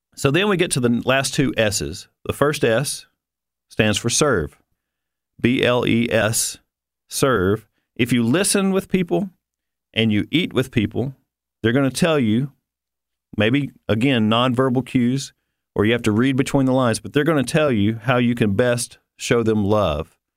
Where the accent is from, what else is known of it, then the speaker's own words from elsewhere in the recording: the South, United States; I'm from the South